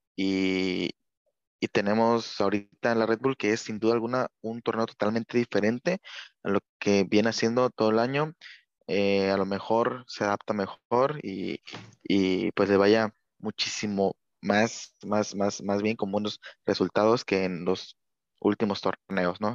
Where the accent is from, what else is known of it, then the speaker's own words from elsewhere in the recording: Mexico; yo como mexicano